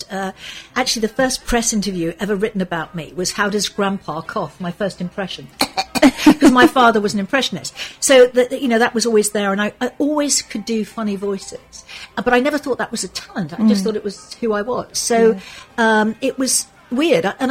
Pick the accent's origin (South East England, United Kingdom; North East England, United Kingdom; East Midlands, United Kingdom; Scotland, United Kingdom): North East England, United Kingdom; Sunderland; moved away; I'm from Sunderland.